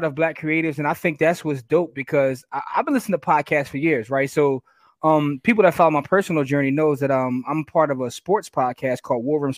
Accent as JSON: {"language": "English", "town": "Philadelphia", "region": "Pennsylvania", "country": "United States", "said": "I'm from Philly"}